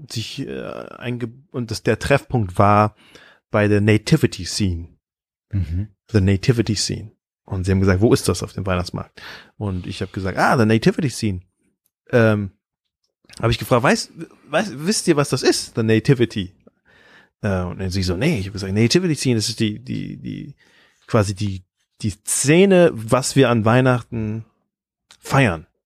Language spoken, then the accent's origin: German; Thailand; ich bin in Thailand aufgewachsen als, als Kind von Missionaren.